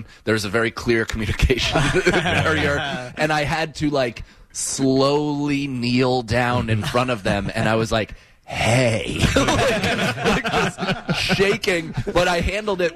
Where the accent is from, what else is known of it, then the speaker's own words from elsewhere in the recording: New York, United States; As a New Yorker